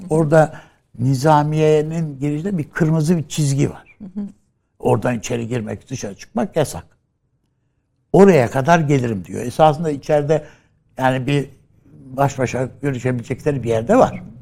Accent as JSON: {"language": "Turkish", "region": "Ankara", "country": "Turkey", "tie": "born there", "said": "Ben Ankara doğumluyum. Ankara'da e, Altındağ'da doğdum."}